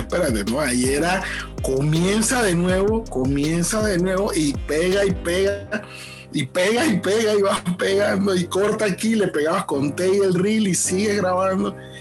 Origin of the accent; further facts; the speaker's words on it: Panama City, Panama; Crecí en Betania, en Los Libertadores